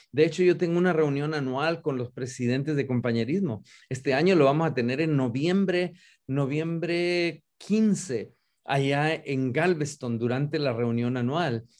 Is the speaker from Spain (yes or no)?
no; Río Bravo, Tamaulipas, Mexico; also born or lived in San Antonio, Texas; now in Dallas, United States; originalmente nacido y criado en Río Bravo, Tamaulipas, México